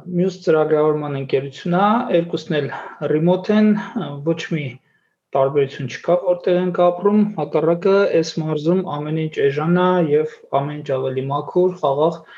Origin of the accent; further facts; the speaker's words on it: Armenia; ծնվել եմ ապրում եմ Հայաստանում, մասնագիտությամբ տնտեսագետ եմ